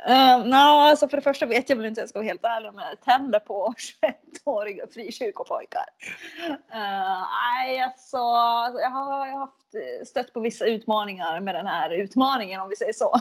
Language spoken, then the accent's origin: Swedish; Finland; accent: Finland Swedish; jag är ju från Finland